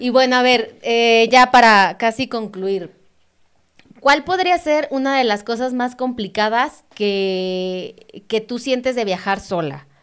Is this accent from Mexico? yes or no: yes; Mexico